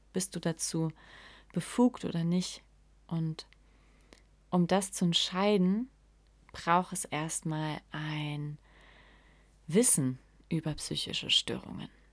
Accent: Saarland, Germany; accent: Saarland (CH pronounced as SCH); Ich komme aus dem Saarland und wir können das CH einfach nicht aussprechen. es klingt alles wie SCH.

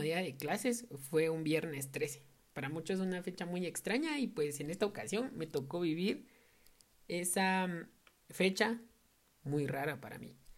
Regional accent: Totonicapán, Guatemala; yo soy de Totonicapán

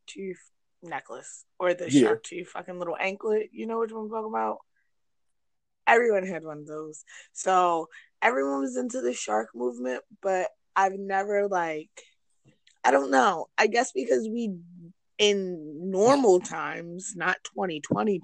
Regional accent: Sparks, Nevada, United States; we used to live in Sparks when we were young because we're from Sparks.

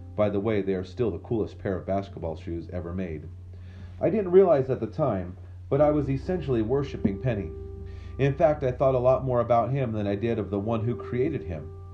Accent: Memphis, Tennessee, United States; I grew up near Memphis, Tennessee

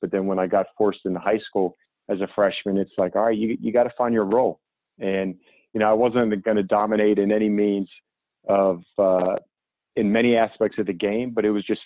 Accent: Pittsburgh, Pennsylvania, United States; growing up, we grew up in Pittsburgh

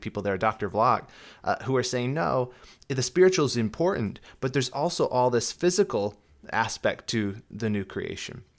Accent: Southern California, United States; I'm from Southern California

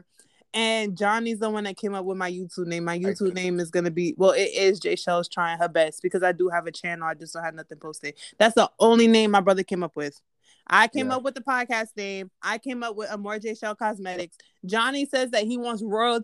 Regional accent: Honduras; we are black people from Honduras

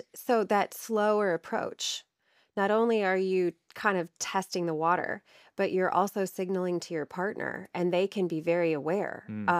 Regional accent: Ohio, United States; People will probably hear in my voice that I don't have the same type of accent as you. I am from Ohio. I am from Northern Ohio, where Cedar Point is.

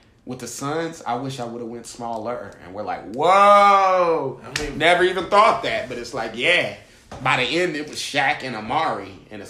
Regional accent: Indianapolis, Indiana, United States; moved away; my hometown in Indy

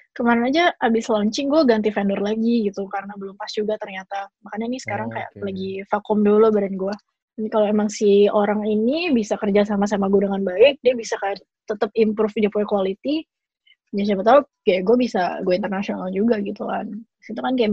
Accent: Indonesia; soalnya mau bagaimanapun gue sebagai orang Indo pasti lebih mudah buat gue buat mulai bisnis di Indonesia gitu kan.

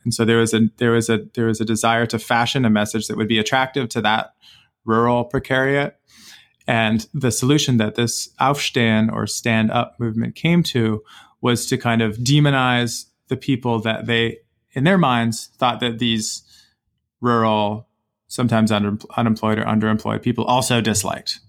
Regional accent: Canada; I as a Canadian citizen

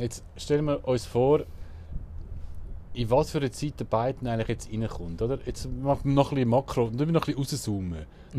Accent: Switzerland

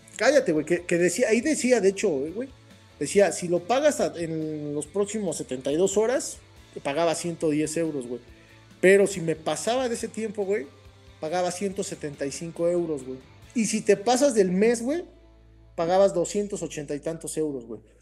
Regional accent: Mexico; como buen mexicano

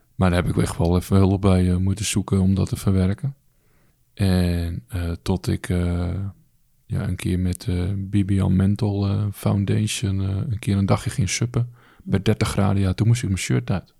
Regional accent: Alkmaar, North Holland, Netherlands; Ik ben vanuit Alkmaar, waar ik geboren ben, gelijk naar het A M C gebracht.

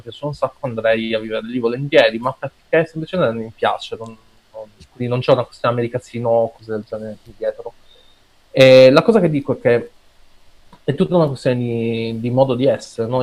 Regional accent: Piazza Armerina, province of Enna, Sicily, Italy; in Italia, nel mio paesino, Piazza San Merino, in provincia di Enna

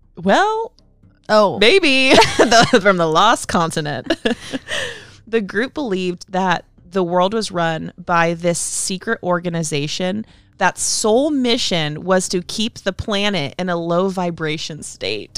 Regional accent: Sonoma, California, United States; my hometown of Sonoma

